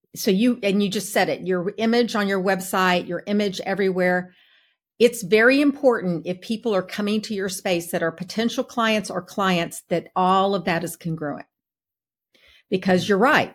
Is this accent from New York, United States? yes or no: no; Texas, United States; now in Atlanta, United States; I'm from Texas.